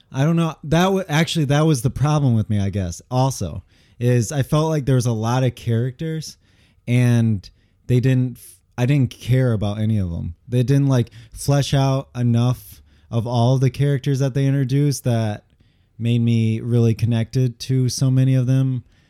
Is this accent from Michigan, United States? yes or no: yes; Michigan, United States; also born or lived in Angers, France; I'm from Michigan